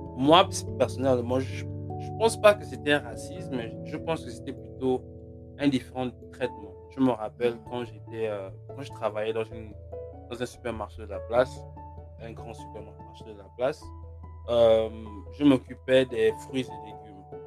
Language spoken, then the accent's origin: French; Gabon; born or raised there; moved away; also born or lived in Congo